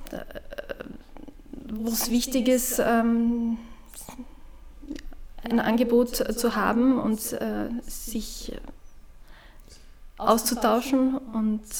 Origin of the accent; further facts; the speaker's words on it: Ramsau am Dachstein, Styria, Austria; in äh, meiner Jugend in Ramsau am Dachstein war für mich der Jugendkreis äh, sehr wichtig.